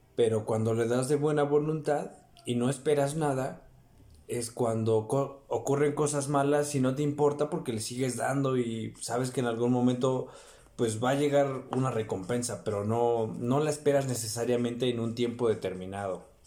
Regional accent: Mexico; como en México somos más morenos

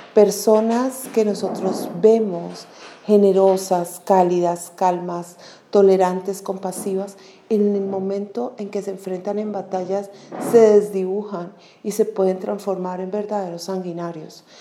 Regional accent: Colombia; como colombianos y colombianas

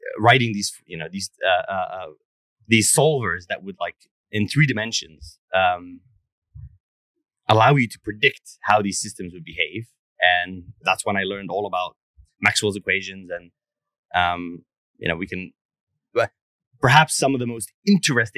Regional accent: Egypt; now in United States; I grew up in Egypt

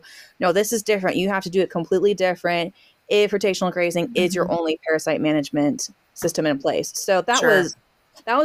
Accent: Southwest, United States; also born or lived in Central Kentucky; now in Kentucky, United States; I grew up in the Southwest

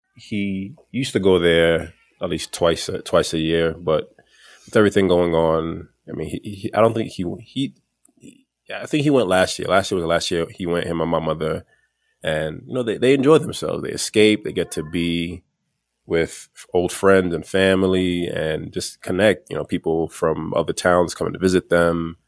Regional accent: New York City, New York, United States; I grew up in Flatbush, Brooklyn, which is predominantly the West Indian

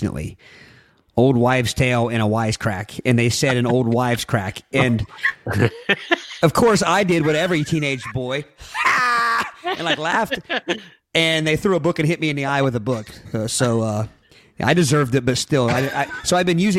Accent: United States; I'm from Brown County

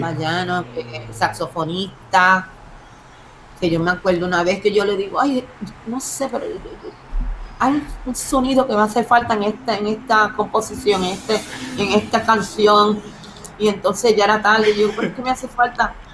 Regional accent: Puerto Rico; nosotros somos, somos somos puros puertorriqueños de barrio

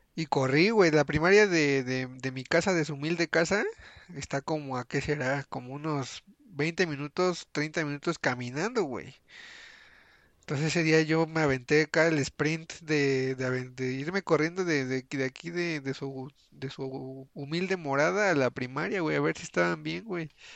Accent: Mexico; nos unimos como, ahora sí que como mexicanos

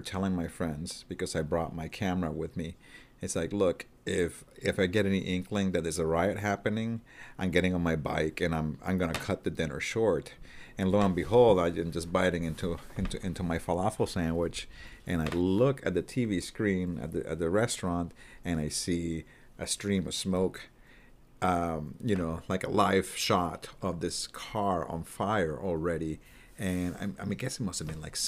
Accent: Puerto Rico; moved away; also born or lived in Vancouver, Canada; I'm from Puerto Rico, and as you can imagine, there's no hockey in Puerto Rico.

